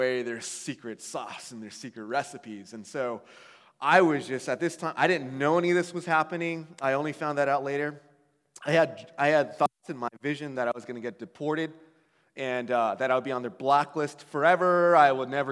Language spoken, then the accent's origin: English; California, United States; I was from California